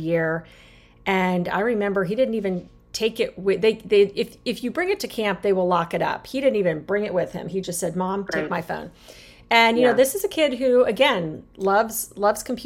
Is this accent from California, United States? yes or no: no; Arizona, United States; now in Chesapeake Bay, United States; I grew up in Arizona. Very different than the Chesapeake Bay, where I am living now